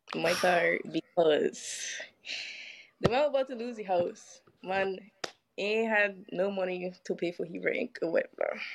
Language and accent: English; U.S. Virgin Islands; I am from the beautiful island of St. Croix